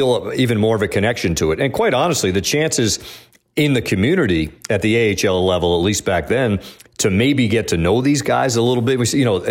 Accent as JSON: {"language": "English", "town": "Pawtucket", "region": "Rhode Island", "country": "United States", "tie": "born or raised there", "said": "But I grew up in Pawtucket, just north of Providence"}